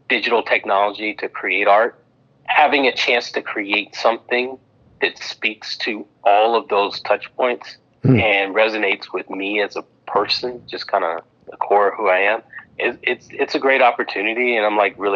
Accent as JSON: {"language": "English", "town": "Memphis", "region": "Tennessee", "country": "United States", "tie": "born or raised there", "said": "my background growing up in Memphis, Tennessee"}